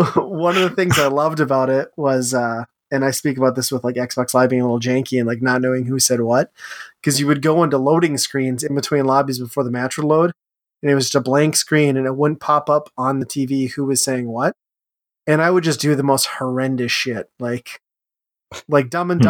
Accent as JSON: {"language": "English", "region": "Upper Midwest", "country": "United States", "said": "we're all upper midwestern people"}